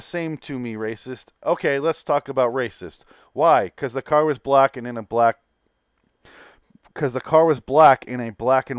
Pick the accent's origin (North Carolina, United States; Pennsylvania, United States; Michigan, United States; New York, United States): Michigan, United States; I'm from Michigan. Fuck cars.